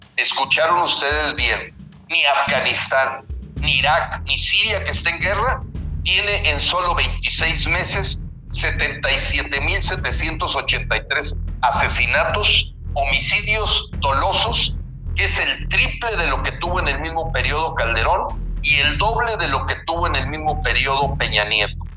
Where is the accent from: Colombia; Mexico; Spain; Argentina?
Mexico; así somos muchos mexicanos